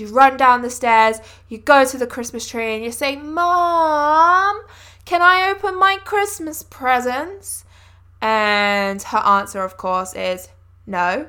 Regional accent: England, United Kingdom; growing up in England

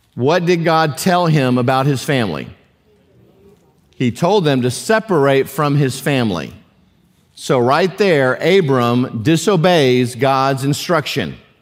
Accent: United States; as a, as a American Christian

